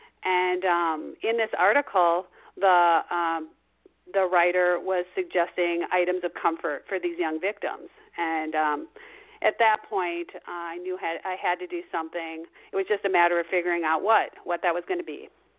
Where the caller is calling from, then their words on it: Minneapolis, Minnesota, United States; I'm calling from Mother Bear headquarters, which is Minneapolis, Minnesota.